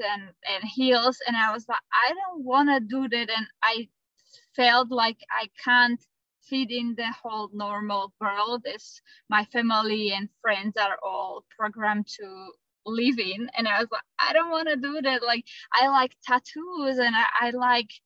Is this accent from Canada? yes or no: no; Slovakia; moved away as an adult; also born or lived in Australia; I am from Europe, Central Europe, from Slovakia, and we moved to Australia with my partner